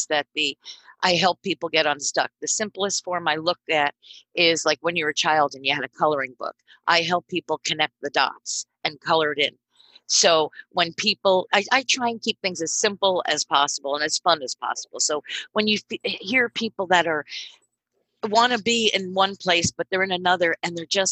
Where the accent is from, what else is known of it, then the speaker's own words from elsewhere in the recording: New Jersey, United States; I was born and raised in Central Jersey, probably about an hour from where I live now.